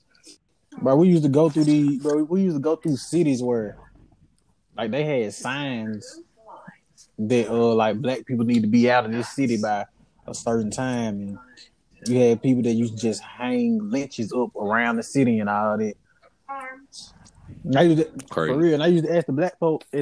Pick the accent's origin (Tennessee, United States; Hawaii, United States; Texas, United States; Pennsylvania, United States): Tennessee, United States; Memphis; I'm from Memphis